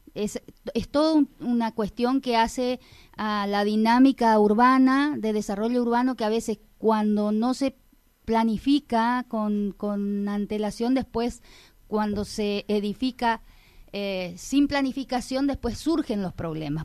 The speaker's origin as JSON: {"language": "Spanish", "town": "Colonia Liebig", "region": "Corrientes", "country": "Argentina", "tie": "born or raised there", "said": "porque quiero mi pueblo, porque porque me desarrollé en él, porque toda mi, vida transcurrió eh, a través de la, de la vivencia en un pueblito que está creciendo"}